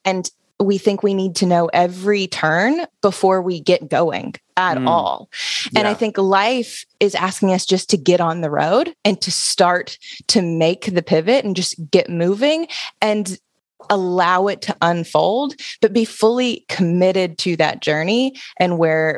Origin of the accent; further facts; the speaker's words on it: Alabama, United States; moved away; I'm originally from Alabama. So I grew up in a very small college town.